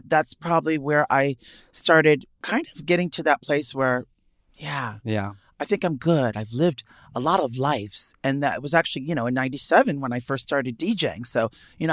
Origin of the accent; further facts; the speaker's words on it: New York City, New York, United States; growing up in Manhattan